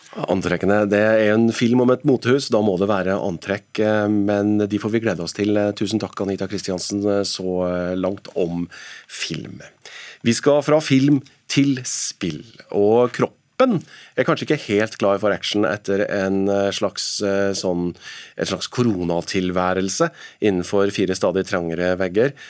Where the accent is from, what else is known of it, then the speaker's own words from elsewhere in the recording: Trøndelag, Norway; som trønder